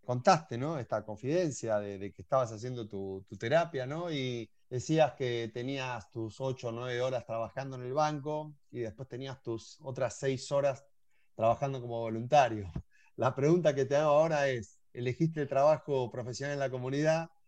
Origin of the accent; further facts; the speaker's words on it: Argentina; Vos sos y yo argentino